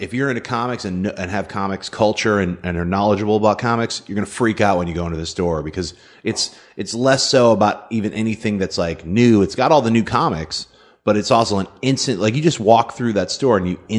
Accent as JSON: {"language": "English", "region": "Connecticut", "country": "United States", "tie": "born or raised there", "also_born_or_lived": "Chicago", "moved": "as an adult", "said": "I grew up in Connecticut and went to this high school called the Educational Center for the Arts, and that's when I started getting into doing a lot of weird stuff like visual performances and theater. Then I moved to Chicago"}